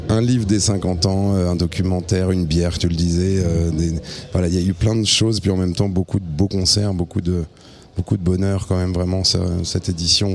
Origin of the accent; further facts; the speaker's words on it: Reims, Grand Est, France; Moi je viens de Reims